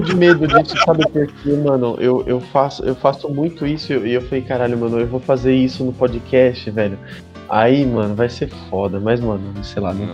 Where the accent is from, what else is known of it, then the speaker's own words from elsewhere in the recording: Sorocaba, São Paulo, Brazil; eu sou de Sorocaba